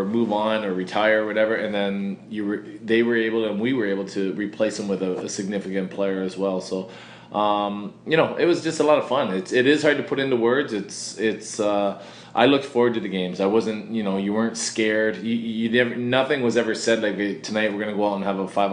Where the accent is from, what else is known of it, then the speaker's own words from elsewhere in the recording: Ontario, Canada; I'm from Ontario